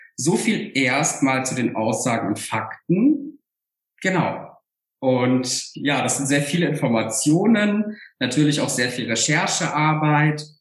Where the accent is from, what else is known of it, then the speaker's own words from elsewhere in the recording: Saarland, Germany; von meiner eigenen Biografie ähm, aus dem Saarland